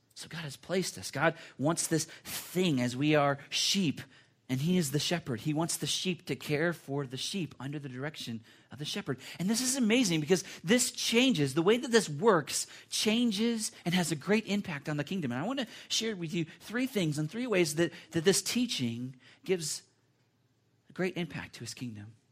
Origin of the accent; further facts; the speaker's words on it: United States; as American Christians or Christians that are Americans